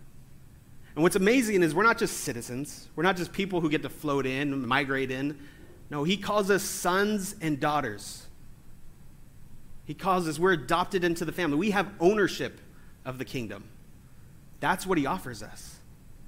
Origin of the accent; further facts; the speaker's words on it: California, United States; I'm from California. We don't have accents.